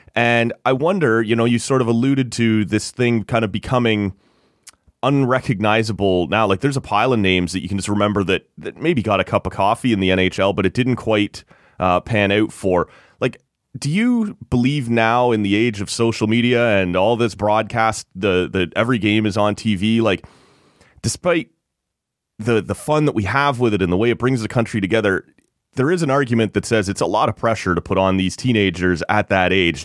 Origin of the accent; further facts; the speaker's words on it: Greater Toronto Area, Ontario, Canada; my hometown, which I grew up in the G T